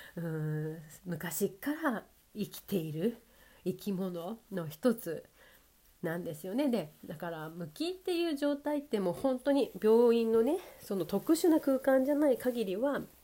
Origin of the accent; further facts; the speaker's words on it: Sapporo, Hokkaido, Japan; moved away; 北海道だとね札幌地元札幌だと